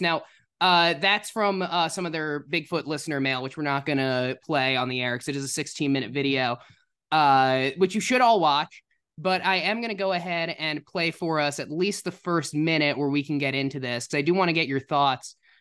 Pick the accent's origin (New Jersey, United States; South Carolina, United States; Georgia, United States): New Jersey, United States; moved away; also born or lived in Illinois; I'm from New Jersey